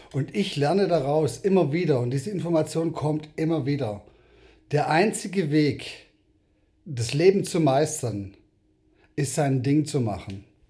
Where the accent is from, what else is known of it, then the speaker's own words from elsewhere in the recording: South Africa; now in Germany; ich bin selber in Südafrika geboren